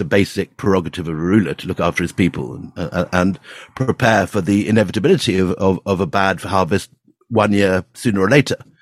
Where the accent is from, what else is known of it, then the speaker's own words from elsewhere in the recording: Scotland, United Kingdom; I actually grew up um, as Andrew did in, in Scotland